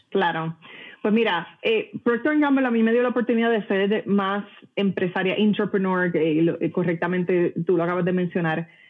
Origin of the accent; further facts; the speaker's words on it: Puerto Rico; moved away; yo nací y crecí en Puerto Rico, eh, de padre cubano